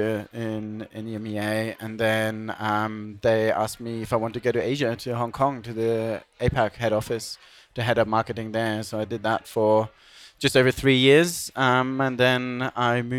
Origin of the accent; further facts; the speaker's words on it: Germany; moved away as an adult; also born or lived in Bournemouth, United Kingdom; When I was a kid, I grew up in Germany skateboarding, playing music